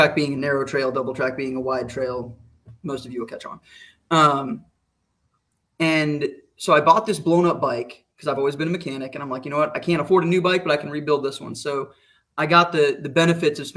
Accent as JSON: {"language": "English", "region": "Arizona", "country": "United States", "tie": "born or raised there", "also_born_or_lived": "Pacific Northwest", "moved": "as an adult", "said": "I grew up in Arizona"}